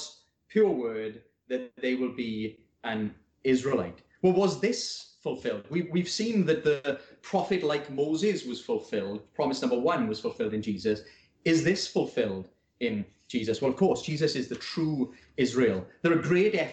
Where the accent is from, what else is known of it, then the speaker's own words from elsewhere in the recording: Wales, United Kingdom; I'm Welsh